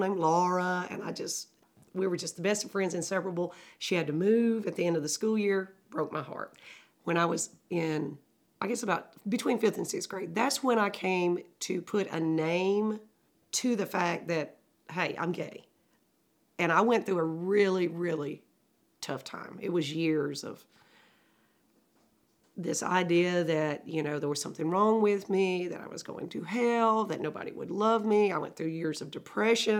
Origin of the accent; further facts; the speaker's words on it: Alabama, United States; I've lived in Alabama all my life